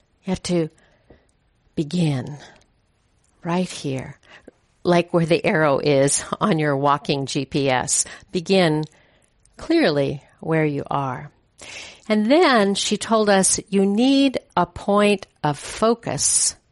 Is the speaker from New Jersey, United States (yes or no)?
no; Hayward, California, United States; also born or lived in Oakland, California; My parents moved from Oakland. I was born in Oakland. And we moved from Oakland out to the suburbs of Hayward